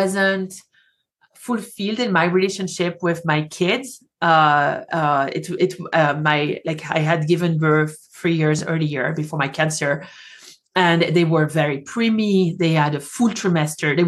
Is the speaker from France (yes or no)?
yes; France; accent: French; English is a second language; moved away as an adult; now in Colorado, United States; I moved from France, hence the accent